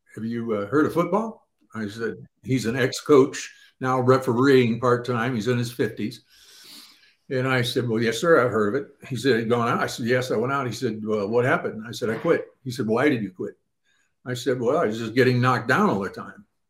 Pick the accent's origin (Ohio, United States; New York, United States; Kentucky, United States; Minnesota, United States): Ohio, United States; I grew up in the Midwest out in Ohio.